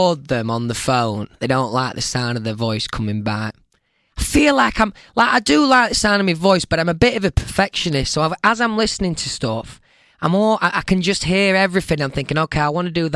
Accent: Doncaster, Yorkshire and the Humber, United Kingdom; Doncaster, where I'm from

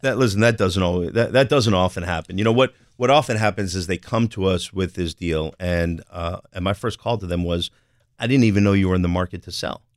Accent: New Jersey, United States; I'm from Jersey

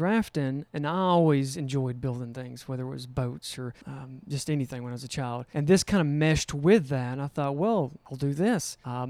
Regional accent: Alabama, United States; Yes. Born and raised in St. Clair County. Our family has been in Alabama since 1821.

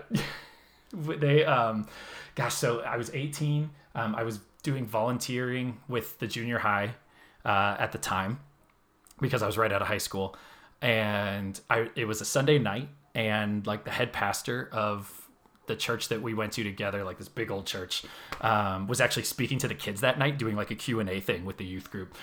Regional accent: Phoenix, Arizona, United States; moved away as an adult; now in Seattle, United States; I am from Phoenix, Arizona originally. Spent the vast majority of my life there so far.

